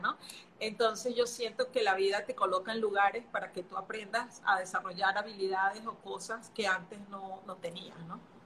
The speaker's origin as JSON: {"language": "Spanish", "country": "Venezuela", "also_born_or_lived": "Brazil / Singapore", "moved": "as an adult", "lives_now": "Panama", "said": "soy venezolana, hace casi 13 años que salí de Venezuela, me fui a vivir a Brasil, después de Brasil me fui a vivir a Singapur, después volví a Brasil, de Brasil en Panamá"}